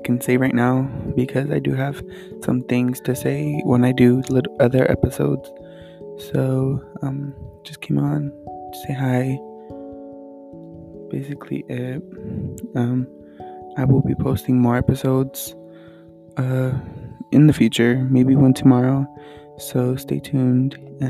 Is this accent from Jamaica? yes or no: no; California, United States; I'm from California. I'm 15.